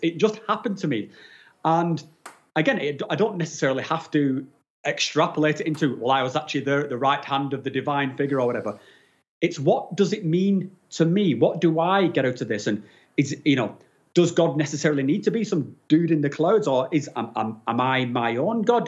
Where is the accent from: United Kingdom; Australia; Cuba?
United Kingdom; England; now in Switzerland; I'm not actually from Switzerland. I'm from from England, but I, I, live in Switzerland at the moment